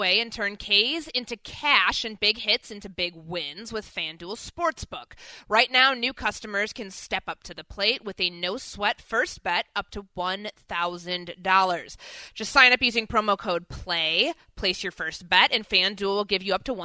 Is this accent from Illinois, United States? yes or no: yes; Chicago, Illinois, United States; born or raised there